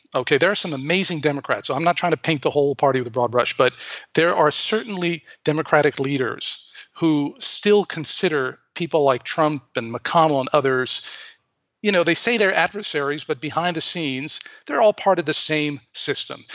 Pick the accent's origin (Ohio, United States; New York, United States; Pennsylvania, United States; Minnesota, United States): New York, United States; my hometown of New York